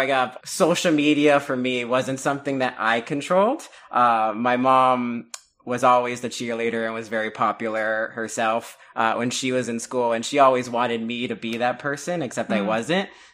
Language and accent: English; Miami, Florida, United States; I'm originally from Miami, Florida